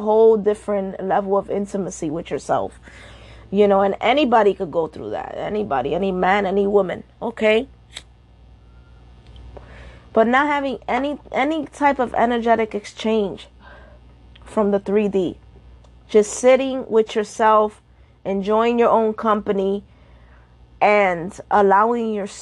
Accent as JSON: {"language": "English", "town": "New York City", "region": "New York", "country": "United States", "tie": "born or raised there", "said": "I'm Dominican and Puerto Rican. That's my background. I was born and raised in New York City"}